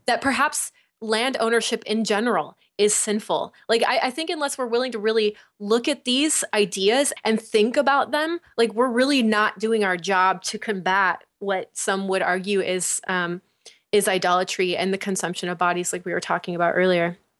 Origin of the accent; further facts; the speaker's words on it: United States; the way that I've been raised, like, as American